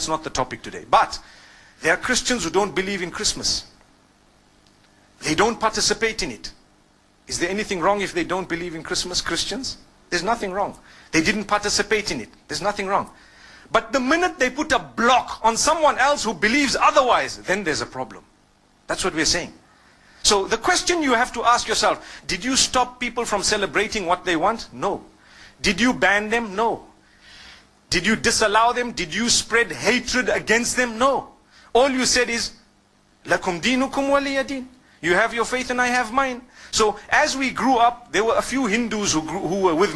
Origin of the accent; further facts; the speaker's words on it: Zimbabwe; I grew up in Zimbabwe.